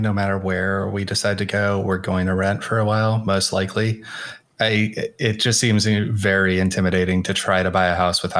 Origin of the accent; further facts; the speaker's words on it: Oakland, California, United States; I grew up like in the Oakland Hills, but on the outskirts of Oakland